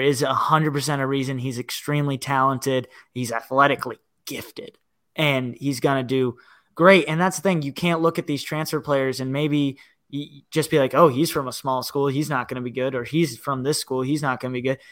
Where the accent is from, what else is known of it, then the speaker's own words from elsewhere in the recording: Northern Virginia, United States; I grew up in Virginia